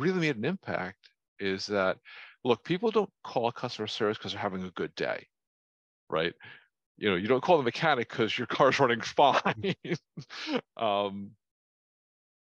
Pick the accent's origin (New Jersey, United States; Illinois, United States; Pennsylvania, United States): New Jersey, United States; I grew up in North Jersey